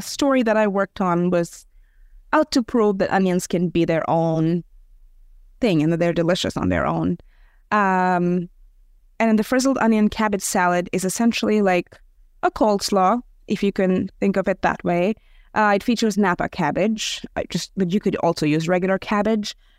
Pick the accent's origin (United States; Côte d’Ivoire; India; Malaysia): India; I'm, I'm Indian, but my, my husband is Serbian